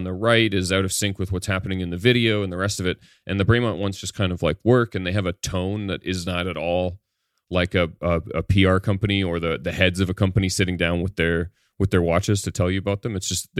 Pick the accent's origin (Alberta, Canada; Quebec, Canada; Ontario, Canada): Ontario, Canada; As a kid, I growing up near the Canadian Warplane Heritage Museum, they have one of the only flying Lancasters in the world.